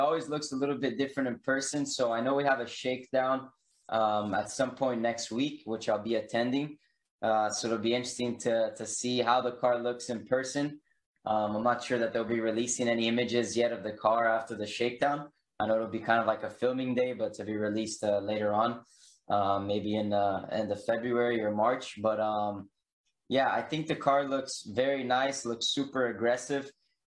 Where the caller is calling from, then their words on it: Davidson, North Carolina, United States; So I'm in North Carolina now, in Davidson.